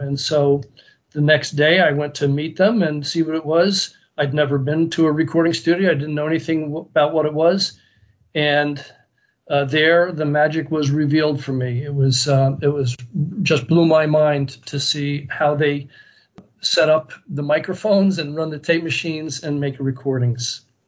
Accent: United States; I was American, you know, I was a re- real American to them.

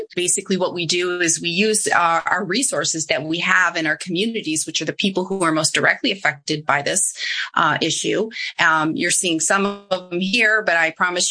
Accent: Midwest, United States; moved away; I say it PARI, I'm from the Midwest

